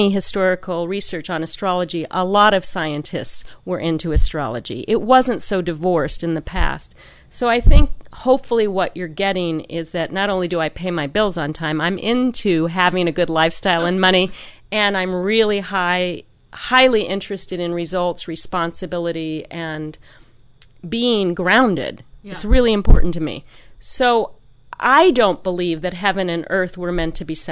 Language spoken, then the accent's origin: English; New York City, New York, United States; I am originally from New York City